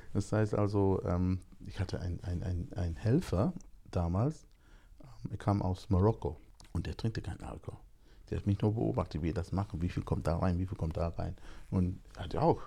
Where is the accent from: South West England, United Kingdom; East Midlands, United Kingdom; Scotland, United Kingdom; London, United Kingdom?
London, United Kingdom; also born or lived in Jamaica (ancestry); now in Germany; Meine Eltern kommen aus Jamaika. Ich bin in London geboren